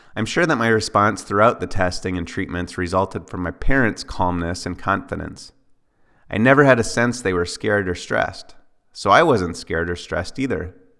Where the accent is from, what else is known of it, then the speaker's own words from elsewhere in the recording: Ely, Minnesota, United States; my hometown of Ely, Minnesota